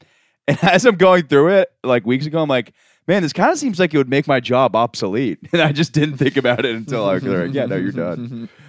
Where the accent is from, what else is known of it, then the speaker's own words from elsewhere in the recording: Orlando, Florida, United States; Florida. I'm from Orlando.